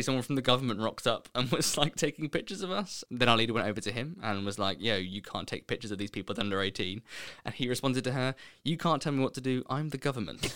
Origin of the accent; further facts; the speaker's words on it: East Grinstead, South East England, United Kingdom; moved away as an adult; also born or lived in Leicester / Birmingham; I grew up in Sussex, in a little town called, I say little town, in a town called East Grinstead.